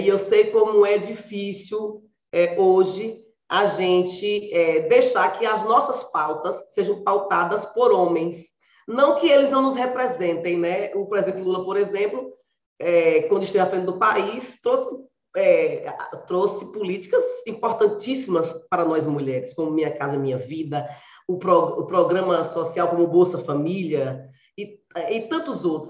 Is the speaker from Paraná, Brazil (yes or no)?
no; Biritinga, Bahia, Brazil; now in Camaçari, Brazil; Eu nasci numa cidadezinha pequena, no sertão da Bahia, aqui em Biritinga, em Biritinga, e vim para Camaçari em busca exatamente de estudos